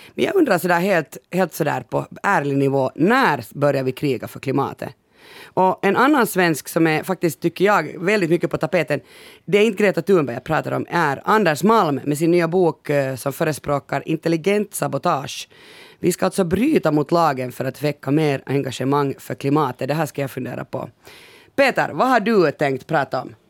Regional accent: Finland

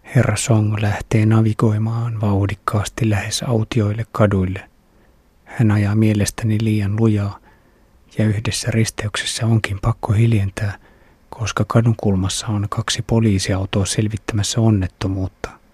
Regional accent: Finland; olen Suomesta

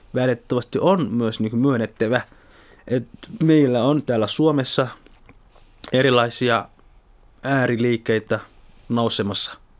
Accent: Somalia; also born or lived in Kontiolahti, North Karelia, Finland; now in Helsinki, Finland; olen alun perin Somaliasta kotoisin, suomalainen tai Suomen somalialainen

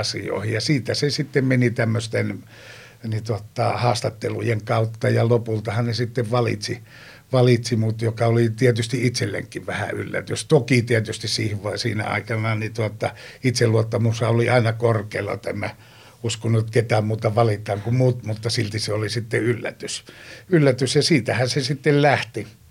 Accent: Joensuu, North Karelia, Finland; Pohjois-Karjalassa, mistä mä oon kotoisin Joensuusta

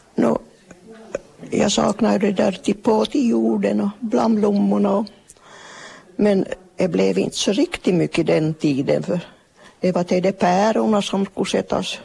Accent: Kvevlax, Ostrobothnia, Finland; Jag är född i Kvävlax, bott i Västerholm.

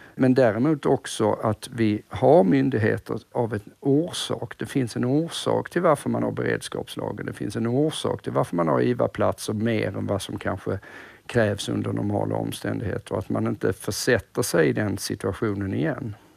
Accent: Sweden; som svensk

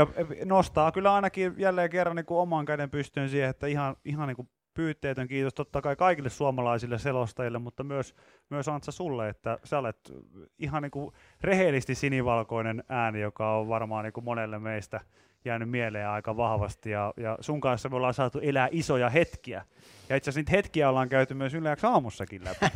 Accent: Pori, Satakunta, Finland; mä oon Porista

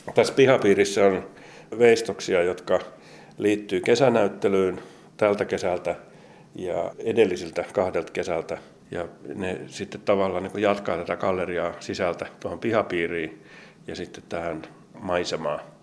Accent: Kolari, Lapland, Finland; moved away; mä oon viettänyt paljon paljon aikaa Lapissa. Mä syntyisin Kolarista, Tornionkilaaksosta

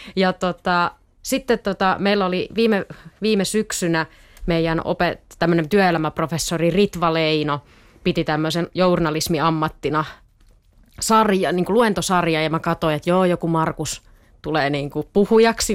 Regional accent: Eastern Finland, Finland; now in Tampere, Finland; mä oon siis kotosin tai asunut lapsuuteni niin kuin Itä-Suomessa

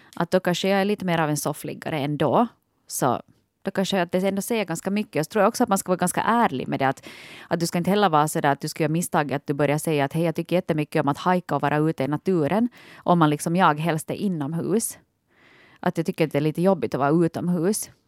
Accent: Vaasa, Ostrobothnia, Finland; jag är ju hemma från Vasa

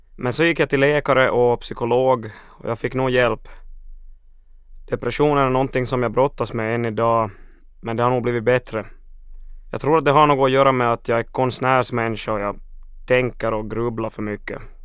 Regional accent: Finland; vi har läroplikt i Finland och inte skolplikt

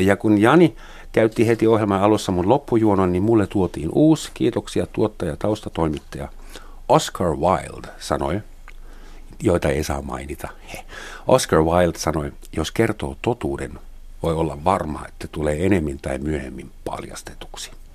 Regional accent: Germany; mä saksalaisena

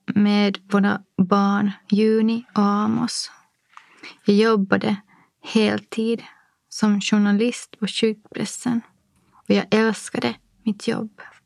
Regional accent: Nykarleby, Ostrobothnia, Finland; moved away as an adult; also born or lived in Helsinki; now in Espoo, Finland; Min barndom i Nykarleby med tre systrar var kärleksfull och odramatisk

